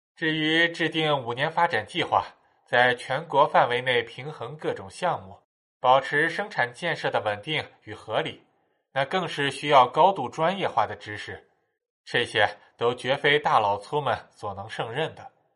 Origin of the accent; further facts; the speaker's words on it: China; 但我们中国人自己知道